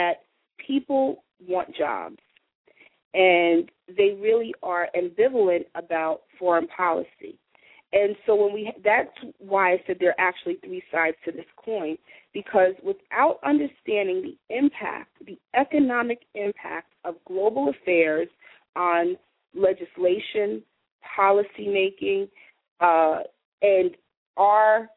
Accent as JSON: {"language": "English", "region": "New York", "country": "United States", "tie": "born or raised there", "said": "Being a New Yorker"}